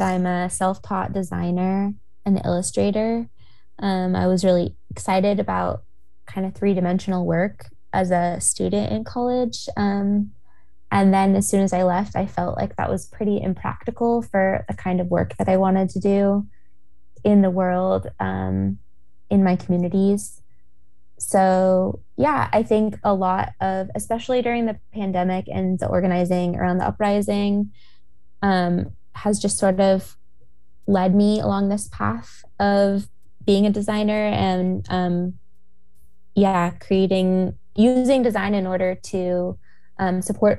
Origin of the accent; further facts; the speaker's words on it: Portland, Oregon, United States; moved away; I am from Portland. I grew up here. I've moved back in the past couple years